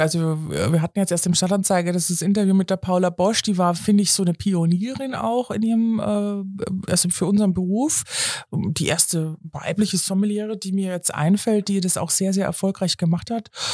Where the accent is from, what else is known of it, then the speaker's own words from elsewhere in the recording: Munich, Bavaria, Germany; ich komme zudem aus München